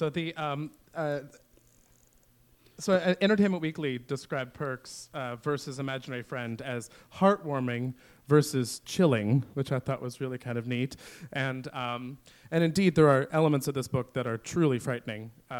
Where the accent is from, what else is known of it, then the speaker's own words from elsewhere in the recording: Oklahoma, United States; I grew up in Oklahoma and my backyard was a woods.